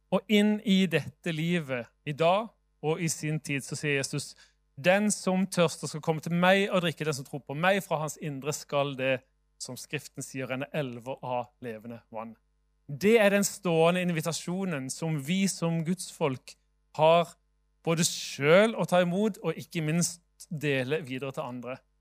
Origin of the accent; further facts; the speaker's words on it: Sørlandet, Norway; now in Bergen, Norway; jeg er jo sørlending sjøl